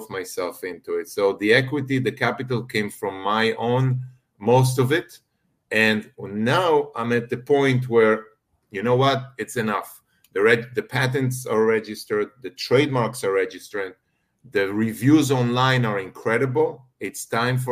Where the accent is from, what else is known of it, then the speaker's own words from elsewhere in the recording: Israel; moved away as an adult; I'm originally from Israel.